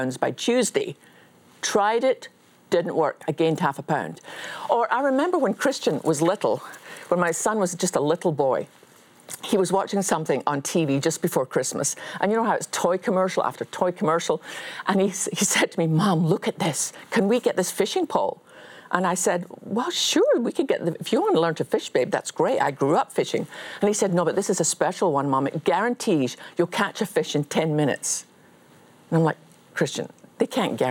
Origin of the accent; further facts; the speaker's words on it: Scotland, United Kingdom; as a Scottish Baptist